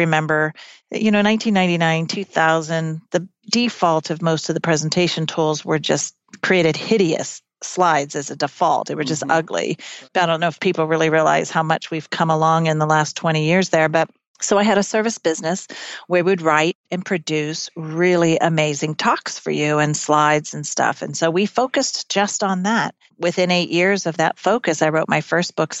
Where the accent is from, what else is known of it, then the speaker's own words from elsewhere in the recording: California, United States; also born or lived in Chico, California / Mississippi; I grew up mostly in California, went to junior high in a little small town in Northern California called Chico